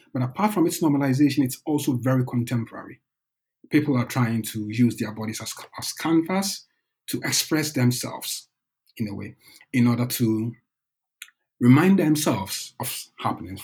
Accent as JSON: {"language": "English", "country": "Ghana", "also_born_or_lived": "Norway", "moved": "as an adult", "lives_now": "Bergen, Norway", "said": "I'm originally from Ghana. I came to Norway in 2010"}